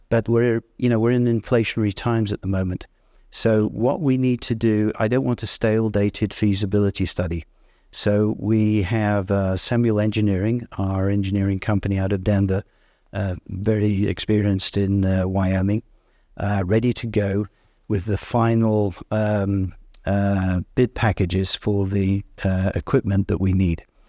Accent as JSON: {"language": "English", "region": "Yorkshire and the Humber", "country": "United Kingdom", "moved": "yes", "said": "I'm from Yorkshire"}